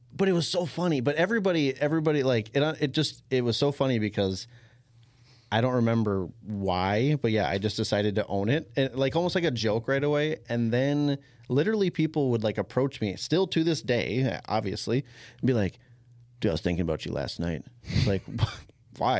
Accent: Champlin, Minnesota, United States; I grew up in Champlin

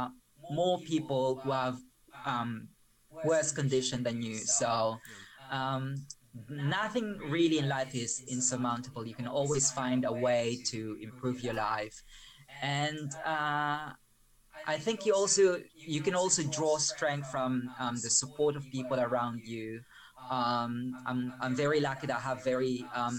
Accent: Malabon, Metro Manila, Philippines; English is a second language; moved away as an adult; now in United Kingdom; I spent my childhood in a slum in the Philippines. I grew up in Malabon.

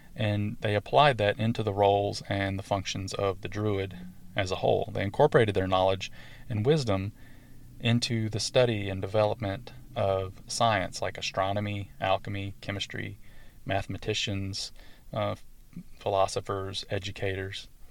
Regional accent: the South, United States; accent: southern; my southern accent and my southern twang

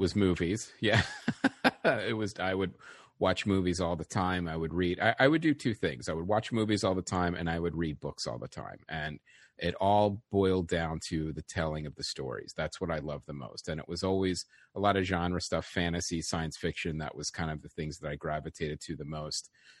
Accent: West Chester, Pennsylvania, United States; I grew up in the suburbs of Philadelphia, a town called Westchester, Pennsylvania.

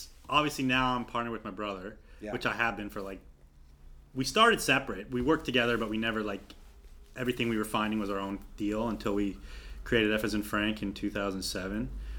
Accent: Niagara-on-the-Lake, Ontario, Canada; moved away; also born or lived in Whistler; we're from Niagara-on-the-Lake

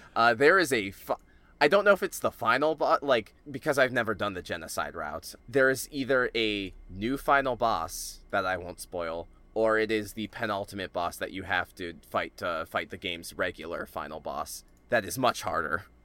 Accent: United States; I am an American living in the twenty tens

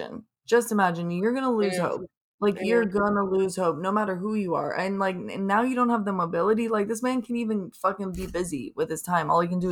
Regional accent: Florida, United States; I thought it did, but I'm from Florida, so I don't know what snow looks like.

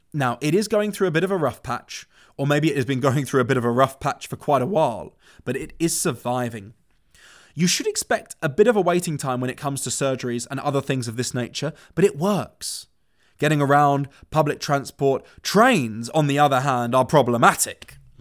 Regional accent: London, United Kingdom; moved away; I was born and raised in London. I went to school there

